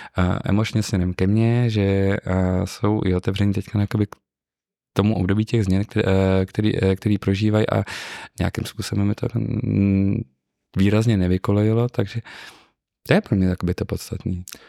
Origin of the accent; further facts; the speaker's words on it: Ústí nad Labem, Ústí nad Labem Region, Czechia; Já jsem měl to štěstí, že jsem nebyl to typický městský dítě, sice jsem z Ústí nad Labem, ale z tak okrajové části, která je obrostlá lesem všude kolem